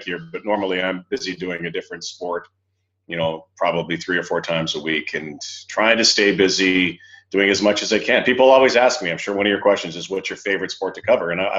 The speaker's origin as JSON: {"language": "English", "town": "Winnipeg", "region": "Manitoba", "country": "Canada", "tie": "born or raised there", "said": "I grew up in Winnipeg, and that was my life, just surrounded around sports"}